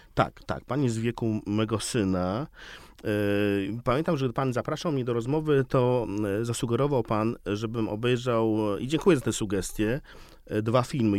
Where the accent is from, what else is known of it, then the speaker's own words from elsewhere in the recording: Białystok, Podlaskie Voivodeship, Poland; now in Warsaw, Poland; Jestem białostoczaninem, ale od 30 lat mieszkającym w Warszawie